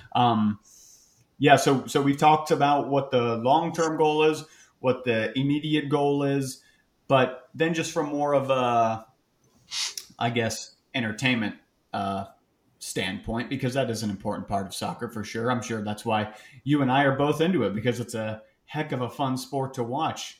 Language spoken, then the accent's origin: English; Sarasota, Florida, United States; I'm not from a tiny town, but I am from Sarasota